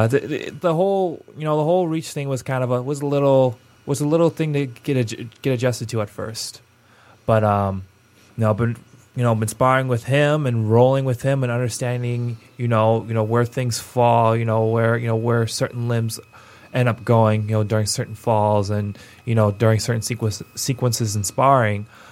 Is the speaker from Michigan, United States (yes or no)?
yes; Pontiac, Michigan, United States; my hometown of being uh, Pontiac, Michigan